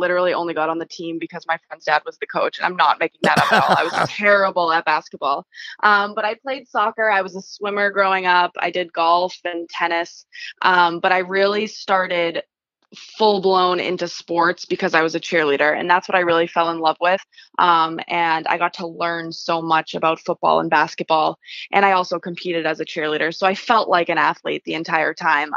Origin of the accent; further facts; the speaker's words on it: Lowell, Massachusetts, United States; I grew up in Lowell. My parents are both from Lowell.